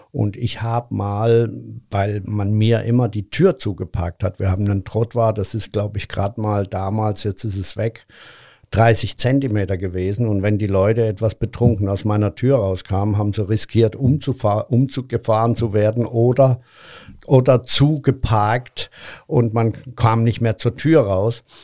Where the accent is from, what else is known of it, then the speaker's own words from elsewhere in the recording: Cologne, North Rhine-Westphalia, Germany; Übrigens, vielen Dank, dass ich als Kölner hier auftreten darf. Und ich fühle mich auch immer noch als Kölner.